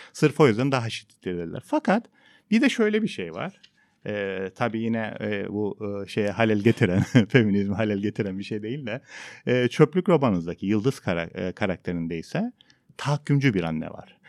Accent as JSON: {"language": "Turkish", "country": "Cyprus", "said": "ben Kıbrıslıyım"}